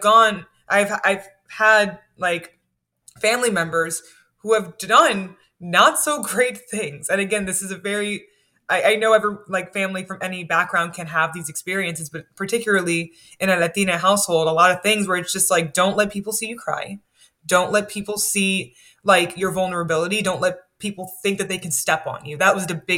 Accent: United States; I grew up in the States

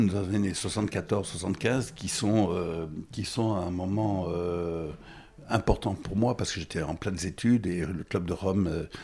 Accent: Goma, North Kivu, DR Congo; also born or lived in Burundi / Bukavu / Rwanda; Je suis né euh, au Burundi, mais en fait euh, en, 1951, 51, et mes parents euh, habitaient entre le, entre le Kivu et le Rwanda, là où il y a la guerre maintenant. J'ai été élevé à Goma, Bukavu, et euh, au Rwanda.

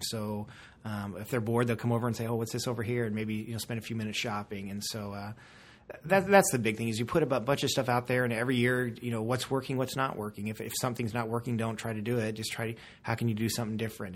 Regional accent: Castle Rock, Colorado, United States; I'm from Colorado. I'm from Castle Rock area

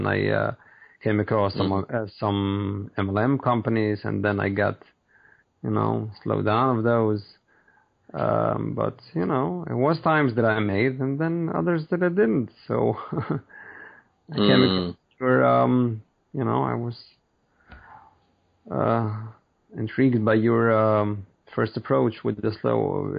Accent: New York, United States; New York.

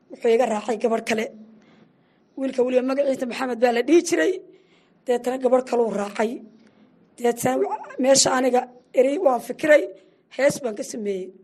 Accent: Hiiraan, Somalia

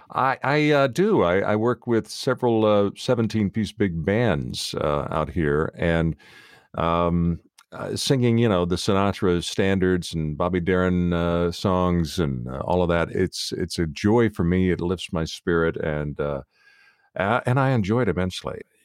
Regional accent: outside of Nashville, Tennessee, United States; moved away; I am from the South originally.

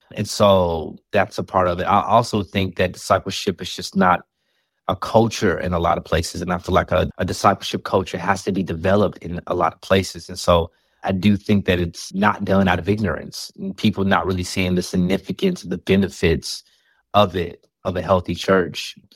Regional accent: Chicago, Illinois, United States; I'm from the South Side of Chicago

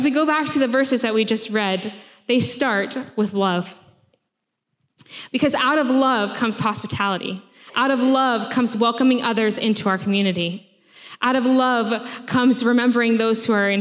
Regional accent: United States; moved away as an adult; now in Sheffield, United Kingdom; if you can't tell from my accent, I am from America.

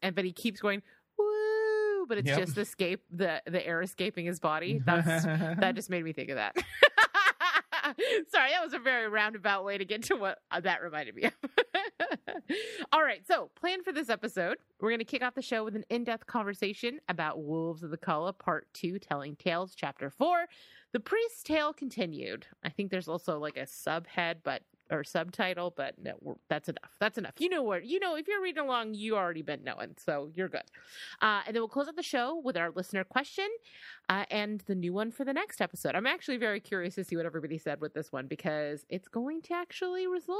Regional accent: California, United States; And I don't know. I'm from the Bay Area, California.

